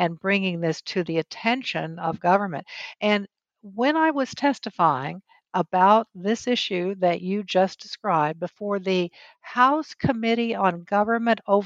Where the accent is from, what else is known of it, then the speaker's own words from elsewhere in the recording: New Mexico, United States; I'm originally from the Southwest. I was born and raised in New Mexico.